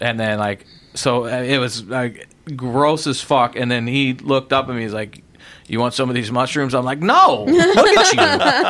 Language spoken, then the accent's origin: English; Illinois, United States; I'm from Illinois